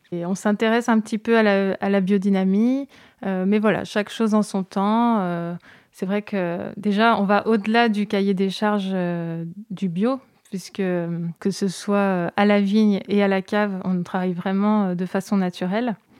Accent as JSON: {"language": "French", "town": "Seyssuel", "region": "Auvergne-Rhône-Alpes", "country": "France", "tie": "born or raised there", "said": "j'ai grandi à Sessuel. Je suis vraiment euh, originaire du village."}